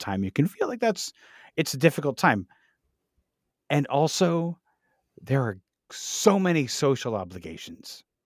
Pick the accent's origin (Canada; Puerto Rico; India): Canada; we're Canadian, so we celebrate Boxing Day